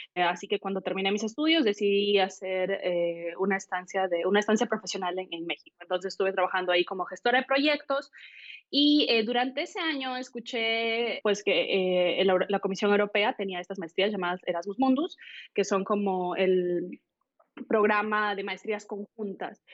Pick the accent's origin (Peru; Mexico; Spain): Peru; moved away; soy peruana